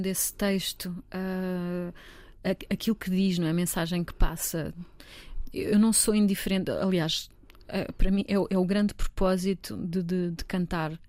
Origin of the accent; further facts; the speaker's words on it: Almeirim, Santarém District, Portugal; Eu sou de Santarém, sou de Almeirim, na verdade, mas ali tudo na zona de Santarém